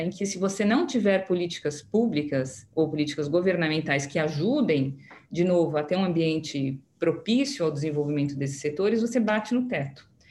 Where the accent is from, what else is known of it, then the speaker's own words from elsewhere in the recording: Brazil; nós somos brasileiros